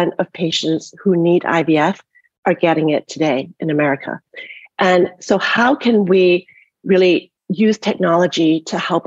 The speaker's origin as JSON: {"language": "English", "country": "Canada", "tie": "born or raised there", "also_born_or_lived": "Toronto, Canada / Montreal, Canada", "moved": "yes", "said": "I grew up in Canada in a different kind of socialized system and went to University of Toronto for my medical education"}